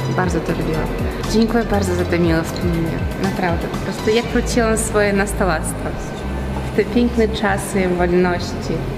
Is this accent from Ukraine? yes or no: yes; Kherson, Kherson Oblast, Ukraine; moved away as an adult; now in Opole, Poland; W swoim rodzinnym mieście, jak miałam 20 lat, uczestniczyła w konkursie Miss Herson. Właśnie pochodzę z miasta Herson